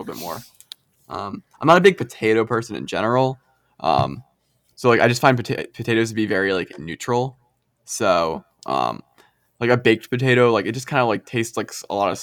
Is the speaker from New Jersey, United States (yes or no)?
yes; New Jersey, United States; now in Oakland, United States; I'm from South Jersey